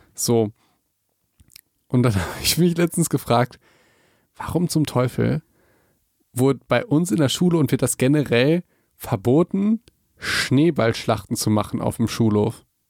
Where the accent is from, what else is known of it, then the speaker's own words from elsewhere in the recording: Hagen, North Rhine-Westphalia, Germany; bei uns in Hagen